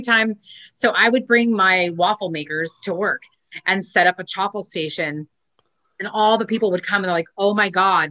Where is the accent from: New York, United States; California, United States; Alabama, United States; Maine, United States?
California, United States; Orange County; moved away as an adult; now in Long Beach, United States; I was born and raised in Orange County and moved to Long Beach.